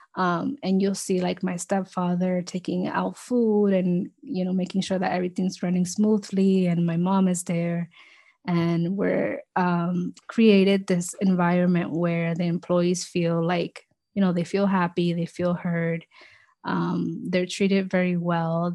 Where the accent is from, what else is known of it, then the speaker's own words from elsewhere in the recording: New York City, New York, United States; also born or lived in Dominican Republic; I immigrated to the U S with my family when I was two, so in the nineties. Um, and, um, we all grew up here in the Bronx